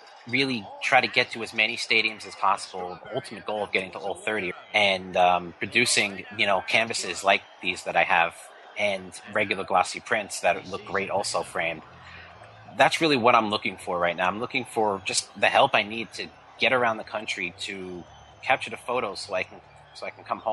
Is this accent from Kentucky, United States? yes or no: no; New York, United States; we grew up in New York, so of course I'm a New York Mets fan